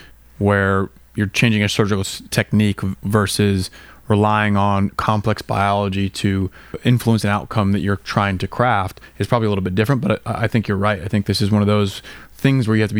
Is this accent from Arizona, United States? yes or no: no; Colorado, United States; I grew up in Colorado.